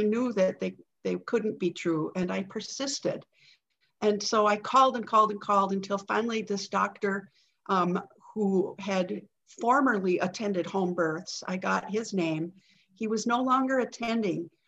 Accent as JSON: {"language": "English", "town": "Green Bay", "region": "Wisconsin", "country": "United States", "tie": "born or raised there", "said": "I live in Green Bay, Wisconsin. This is my hometown, and I've made it my lifelong residence"}